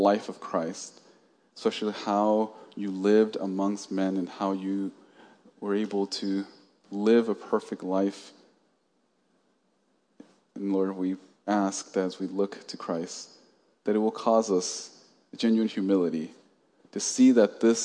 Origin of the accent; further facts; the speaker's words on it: Oakland, California, United States; I grew up in the East Bay in Oakland